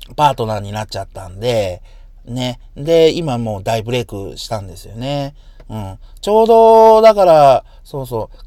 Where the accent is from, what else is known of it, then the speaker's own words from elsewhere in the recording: Yamaguchi, Japan; now in Hiroshima, Japan; 元が僕山口生まれ